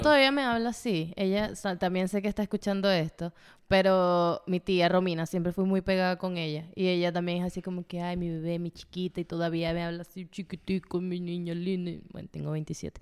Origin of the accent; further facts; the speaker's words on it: Puerto Ordaz, Bolívar, Venezuela; moved away; allá se celebraba, bueno, en Puerto Ordaz se celebraba más el carnaval